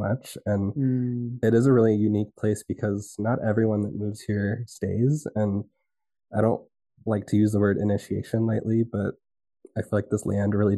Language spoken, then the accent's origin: English; Dallas-Fort Worth area, Texas, United States; moved away; I grew up in Texas in the Dallas-Fort Worth area, south of like the Trinity River watershed.